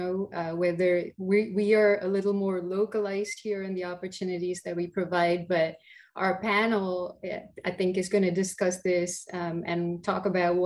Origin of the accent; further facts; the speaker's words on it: India; moved away as an adult; also born or lived in England; now in United States; I grew up in India, did most of my early education there